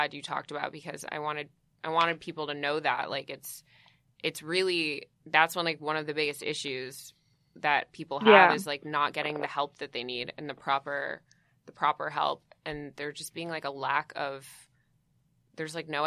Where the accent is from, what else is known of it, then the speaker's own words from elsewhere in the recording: Connecticut, United States; also born or lived in New York; I'm like from New York. And mostly grew up in Connecticut mostly